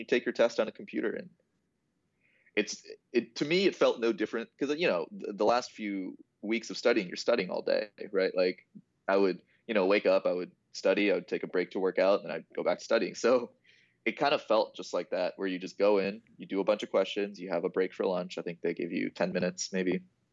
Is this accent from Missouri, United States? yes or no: no; Mason, Ohio, United States; now in Dayton, United States; So, I'm from Mason, which is kind of Cincinnati area.